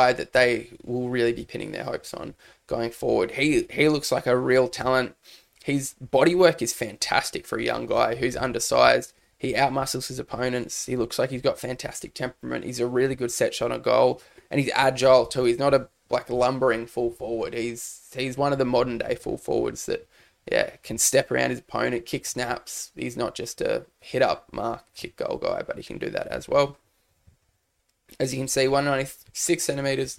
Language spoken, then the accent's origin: English; Cairns, Queensland, Australia; I'm from Cairns